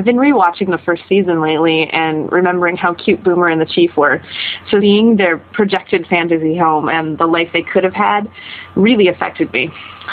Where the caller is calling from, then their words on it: Munich, Bavaria, Germany; I'm calling from Munich, Germany.